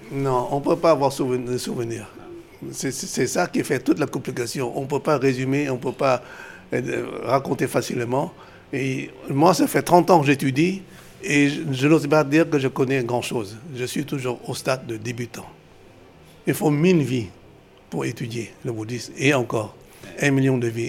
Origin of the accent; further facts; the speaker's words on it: Vietnam; moved away as an adult; also born or lived in Laos / Cambodia / China; now in France; Non, je suis né au Vietnam. Je suis venu tardivement en France